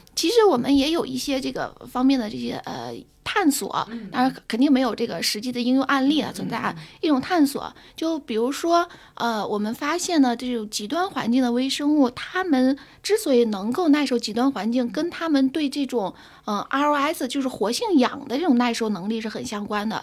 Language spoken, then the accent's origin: Chinese; Tangshan, Hebei, China; now in Shanghai, China; 我家，我老家是那个唐山的